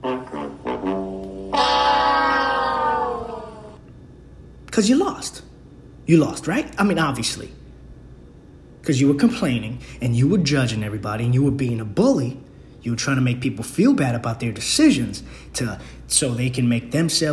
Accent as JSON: {"language": "English", "region": "New York", "country": "United States", "said": "I'm from New York."}